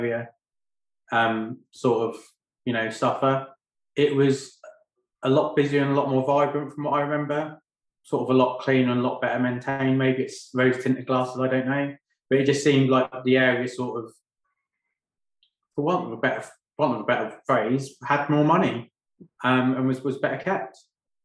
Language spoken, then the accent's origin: English; Great Yarmouth, East of England, United Kingdom; also born or lived in London; now in Lowestoft, United Kingdom; I was brought up and raised in Goulston, which is part of Great Yarmouth, from the age of 1 to the age of 24.